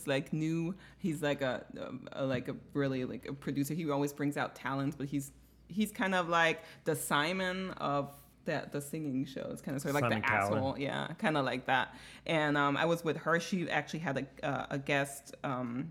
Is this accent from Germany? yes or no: yes; Bavaria, Germany; moved away; I'm from Bavaria, Bayern, which is like the Texas of America